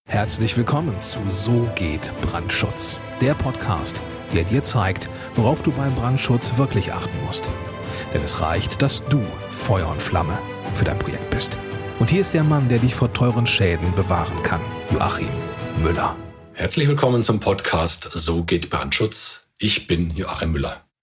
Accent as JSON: {"language": "German", "country": "Germany", "said": "bei uns in Deutschland"}